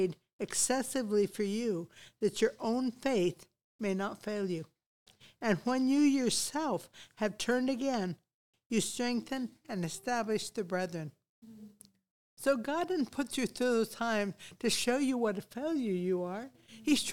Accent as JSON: {"language": "English", "country": "United States", "also_born_or_lived": "Papua New Guinea", "moved": "as an adult", "said": "I'm an American"}